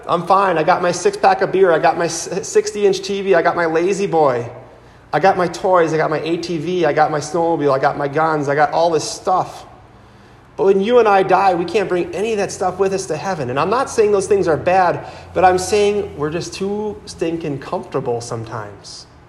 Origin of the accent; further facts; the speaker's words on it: Howards Grove, Wisconsin, United States; I'm from Howard's Grove, which is in Sheboygan County. I grew up there